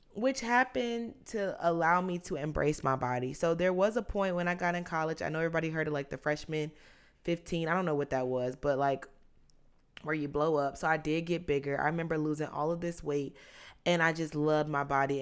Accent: South Carolina, United States; moved away; I was born in South Carolina

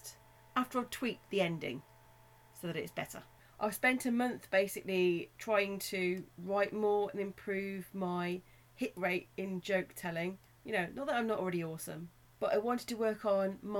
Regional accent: Black Country, West Midlands, United Kingdom; accent: Black Country; my Black Country accent

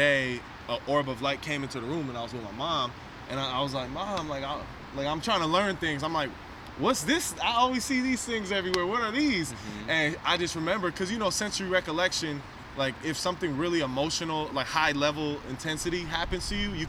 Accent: San Francisco, California, United States; And so my story, I was born on Geary at Kaiser. And then...

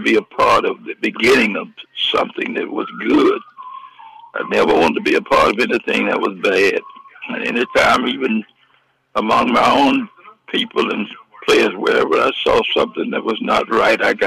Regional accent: Atlanta, Georgia, United States; I was brought up in Atlanta. I used to live right across the street from Dr. King on Auburn Avenue

